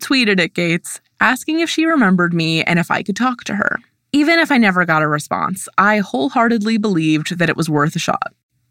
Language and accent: English; Silver Lake, Ohio, United States; my hometown of Silver Lake, an impossibly picturesque suburb of Akron, Ohio.